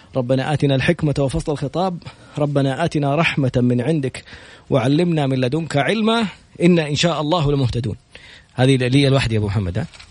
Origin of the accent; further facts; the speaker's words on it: Saudi Arabia; كلنا كسعوديين